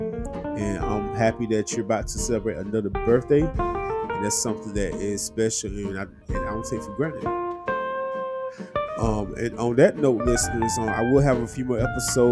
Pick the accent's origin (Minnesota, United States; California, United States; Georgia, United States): Georgia, United States; Dublin; moved away; my hometown of Dublin, Georgia.